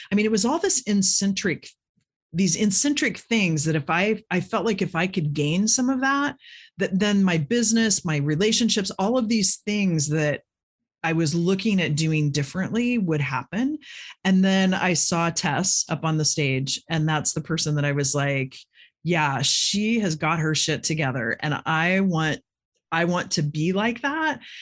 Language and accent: English; Midwest, United States; I grew up in the Midwest